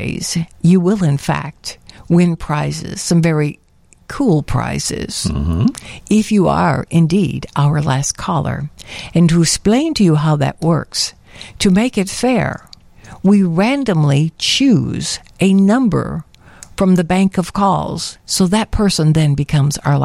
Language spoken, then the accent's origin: English; Chicago, Illinois, United States; I'm from Chicago